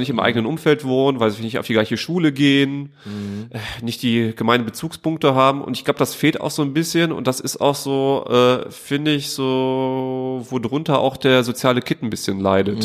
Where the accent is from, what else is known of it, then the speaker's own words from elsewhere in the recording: Duisburg, North Rhine-Westphalia, Germany; von äh, Duisburg-Walsum